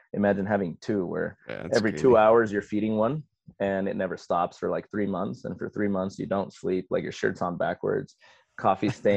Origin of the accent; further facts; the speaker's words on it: Ciudad Juárez, Chihuahua, Mexico; first language Spanish; English is a second language; also born or lived in El Paso, Texas / San Antonio, Texas / Pensacola, Florida; now in Florida, United States; I'm originally from El Paso, which is a border city with Ciudad Juarez. And so I grew up in Mexico, crossing the bridge every day to come to school in the States so I could learn English.